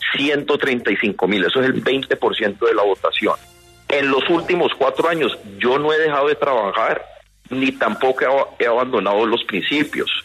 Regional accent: Cali, Valle del Cauca, Colombia; Aquí todos somos caleños

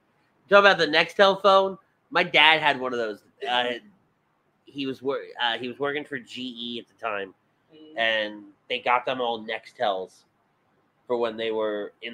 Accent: Philadelphia, Pennsylvania, United States; moved away; Remember, I grew up in Philly, not here.

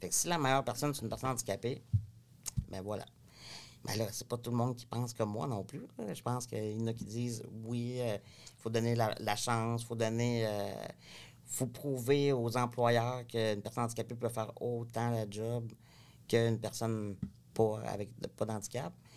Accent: Cabano, Quebec, Canada; now in Quebec City, Canada; je viens de la région, je viens pas de Québec. Donc, je viens d'un petit village qui s'appelle Cabano.

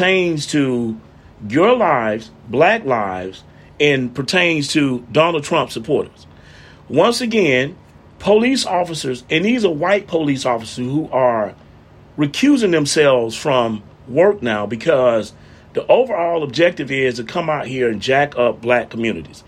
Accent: Montgomery, Alabama, United States; I'm from Montgomery

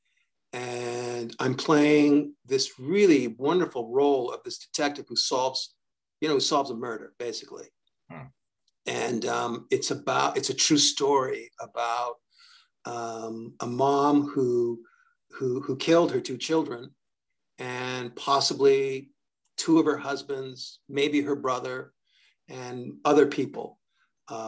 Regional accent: New York, United States; I'm from New York

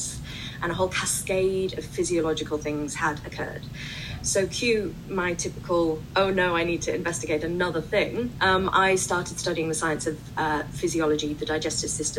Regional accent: United Kingdom; as you can tell from my accent, I'm from the UK

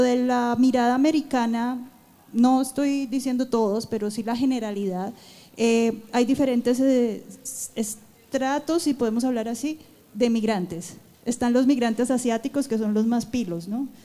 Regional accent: Colombia; now in United States; Como colombianos nosotros tenemos nuestra identidad

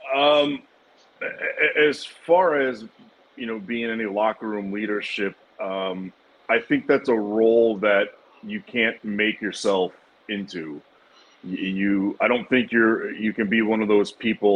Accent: United States; we're American

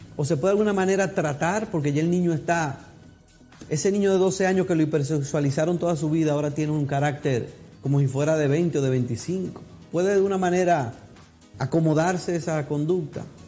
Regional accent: Dominican Republic; somos como dominicanos

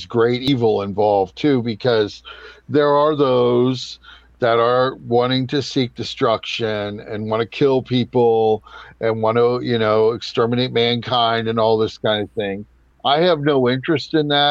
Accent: United States; I'm an American. I'm in the United States

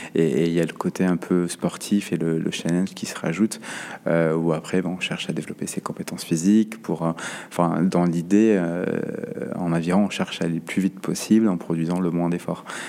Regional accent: Saint-Jean-de-Luz, Nouvelle-Aquitaine, France; moved away as an adult; also born or lived in Paris; now in Bordeaux, France; Pays Basque, j'ai grandi à Saint-Jean-Luz

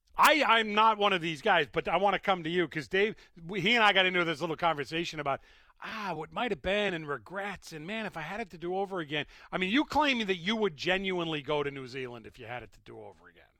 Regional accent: Massachusetts, United States; I was born in Massachusetts

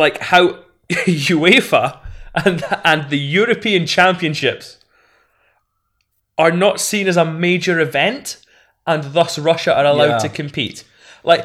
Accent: Scotland, United Kingdom

